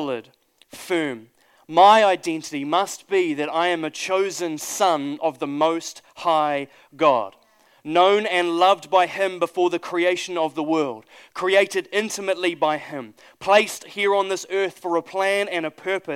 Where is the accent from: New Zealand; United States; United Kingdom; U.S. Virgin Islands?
New Zealand; I'm a Kiwi